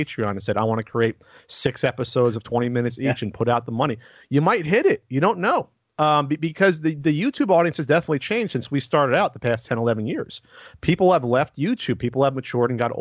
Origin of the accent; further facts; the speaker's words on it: Central New Jersey, United States; moved away as an adult; also born or lived in West Coast; I was from Central Jersey